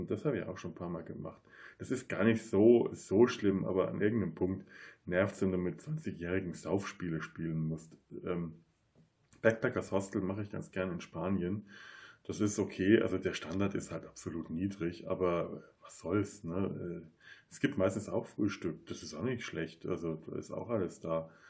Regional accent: Bavaria, Germany; now in Cologne, Germany; Da bin ich als Franke auch einfach sehr verwöhnt. Das ist das Erste, was ich in Köln feststellen

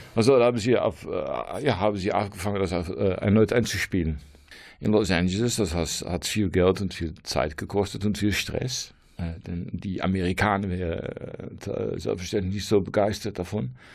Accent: near Rotterdam, South Holland, Netherlands; German is a second language; moved away as an adult; now in Losser, Netherlands; ursprünglich komme ich aus der Nähe von Rotterdam, aber wir sind umgesogen für zehn Jahre.

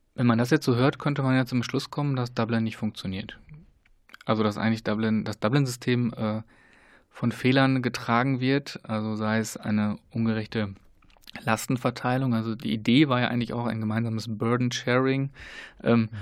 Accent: Germany; wir als Deutsche, Deutschland

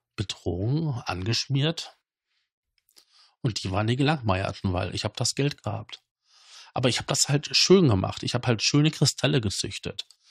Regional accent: Datteln, North Rhine-Westphalia, Germany; bei uns in Datteln

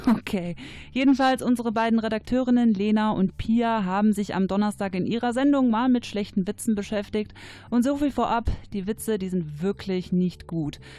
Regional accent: Cologne, North Rhine-Westphalia, Germany; ich komme aus Köln

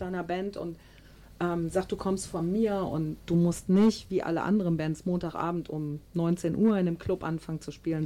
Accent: Düsseldorf, North Rhine-Westphalia, Germany; bei uns in Düsseldorf

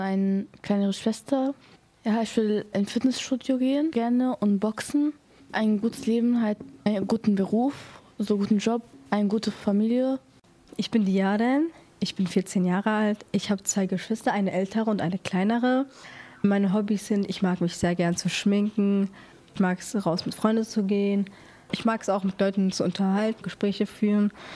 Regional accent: North Macedonia; now in Moers, Germany; Ich komme aus Mazedonien, das ist im Balkan.

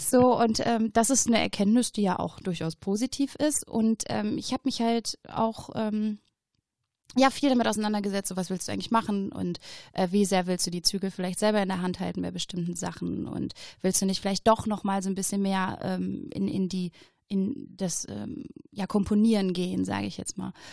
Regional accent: Oberhausen, North Rhine-Westphalia, Germany; ich bin in Oberhausen geboren ja. worden, ja, vor 30 Jahren.

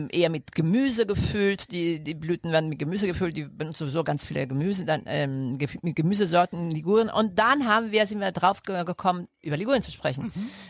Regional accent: Rome, Lazio, Italy; German is a second language; Also bei uns in Rom ist es sehr, ja. diese Zucchiniblüten sind sehr typisch

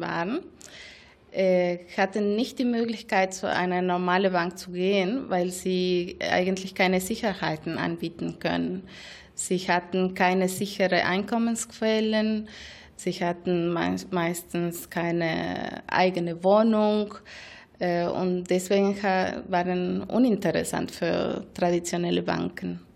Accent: Argentina; German is a second language; moved away as an adult; now in Germany; Ich komme aus Argentinien und habe dort bei einer Mikrofinanzinstitution ProMujer Argentinien äh, ungefähr vier Jahre gearbeitet

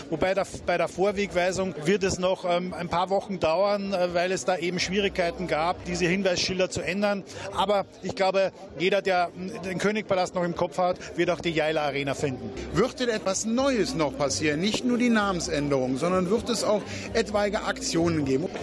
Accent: Austria; now in Krefeld, Germany; Ich bin gebürtiger Österreicher

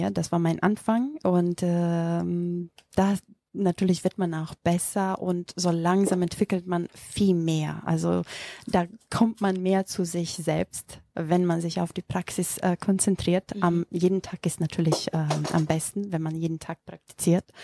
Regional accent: North Macedonia; first language Macedonian; German is a second language; Übersetzt aus dem äh, Mazedonischen. Das ist meine Muttersprache.

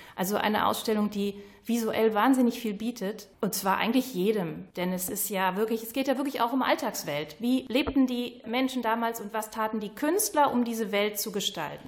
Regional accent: Krefeld, North Rhine-Westphalia, Germany; moved away as an adult; also born or lived in Wuppertal; Ich bin gebürtige Krefelderin, war aber 30 Jahre in Wuppertal bin jetzt erst wieder hier hingezogen

